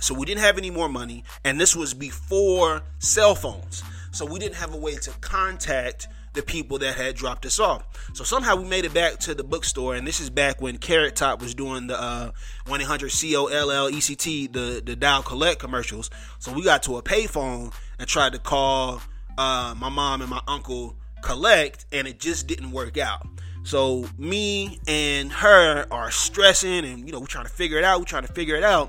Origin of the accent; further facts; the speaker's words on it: Mississippi, United States; also born or lived in Richmond Hill, Georgia / Savannah, Georgia; I'm from Mississippi, or I claim Mississippi. We moved around the southeast. I've lived in Richmond Hill, Georgia, Savannah, Georgia, but a lot of my formative years were in Mississippi